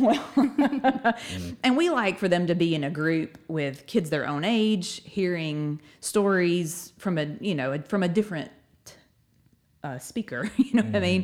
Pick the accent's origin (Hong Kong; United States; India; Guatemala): United States; Northport, Alabama; I'm from Northport. Uh, I've lived here my whole life